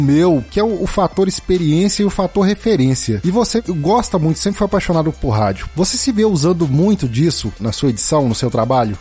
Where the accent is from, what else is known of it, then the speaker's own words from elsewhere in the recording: Minas Gerais, Brazil; eu sou mineiro, inclusive.